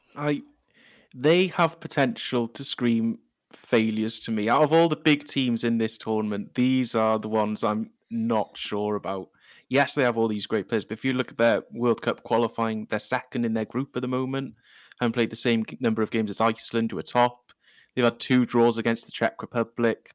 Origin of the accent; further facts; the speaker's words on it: Wales, United Kingdom; now in Cardiff, United Kingdom; I am a Welsh person